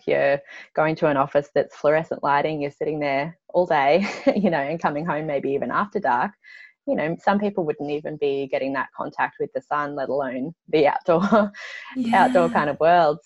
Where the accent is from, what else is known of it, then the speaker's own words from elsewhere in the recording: Byron Bay, New South Wales, Australia; I grew up in Byron Bay, so on the southeast coast of Australia